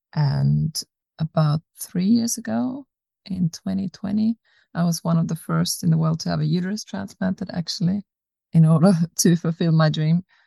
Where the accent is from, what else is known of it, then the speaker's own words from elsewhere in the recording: Austria; moved away as an adult; also born or lived in South Africa / Australia; now in Sweden; I was born in South Africa, grew up in Austria, then moved to Australia when I was 18, lived there for 11 years, and moved to Sweden about seven years ago.